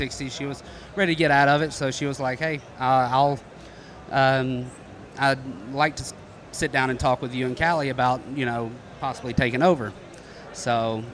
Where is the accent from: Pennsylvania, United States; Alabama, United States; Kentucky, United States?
Alabama, United States; North; moved away as an adult; also born or lived in Columbus, Georgia; originally born and raised in North Alabama, grew up playing sports